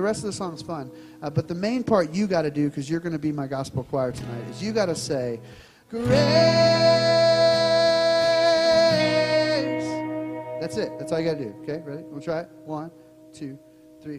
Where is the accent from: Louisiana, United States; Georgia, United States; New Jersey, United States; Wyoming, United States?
Louisiana, United States; Baton Rouge; Dana and I grew up in South Louisiana, in Baton Rouge